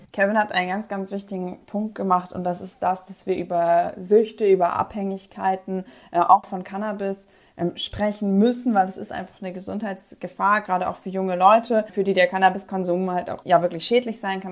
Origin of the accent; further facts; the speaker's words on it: Northern Germany, Germany; Ich komme aus Norddeutschland